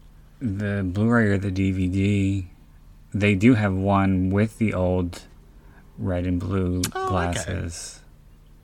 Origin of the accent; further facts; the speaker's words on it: Pennsylvania, United States; my home state of Pennsylvania